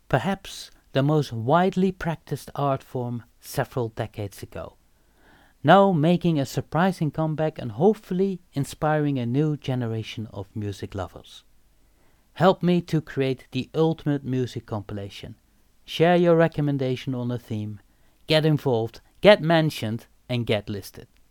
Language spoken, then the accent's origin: English; Eindhoven, North Brabant, Netherlands; I am born and raised in Eindhoven